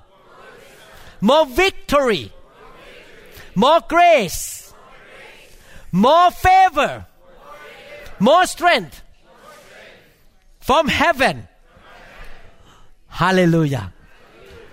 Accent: Thailand; moved away; I grew up in Thailand

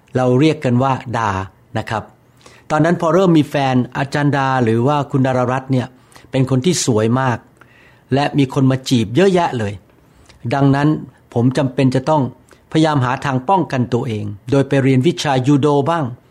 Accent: Bangkok, Thailand; now in Bellevue, United States; เกิดที่กรุงเทพและโตขึ้นมา

